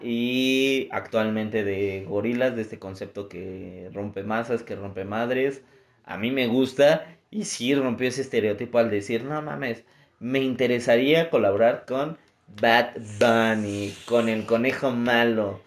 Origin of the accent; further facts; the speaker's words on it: Mexico; a nosotros como mexicanos